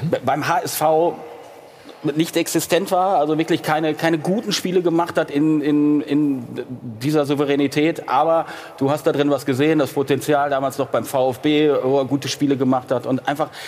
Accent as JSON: {"language": "German", "region": "North Rhine-Westphalia", "country": "Germany", "said": "Ähm, ich komme aus dem Lipp Lipperland."}